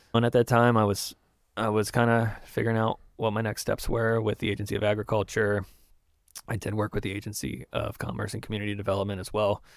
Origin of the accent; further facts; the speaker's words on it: Maryland, United States; moved away as an adult; also born or lived in Springfield, Massachusetts / South Carolina / Baltimore; now in Vermont, United States; I was born in Springfield, Massachusetts. I grew up in Maryland on a farm